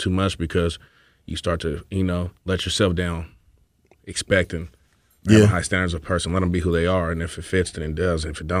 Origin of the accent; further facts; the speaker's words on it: Seattle, Washington, United States; I'm from Seattle.